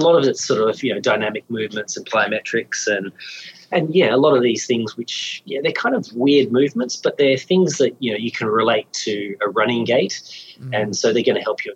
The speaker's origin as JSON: {"language": "English", "country": "Australia", "said": "as an Australian"}